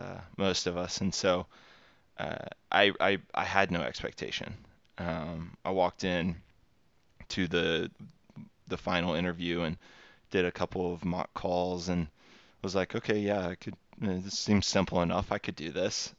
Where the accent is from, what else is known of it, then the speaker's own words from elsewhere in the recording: Texas, United States; born and raised in Texas, uh, U S, and then, um, have stayed here my entire life